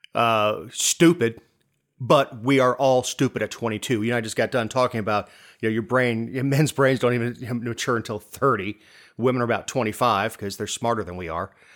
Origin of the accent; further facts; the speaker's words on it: Florida, United States; moved away as an adult; now in Georgia, United States; I'm from Florida.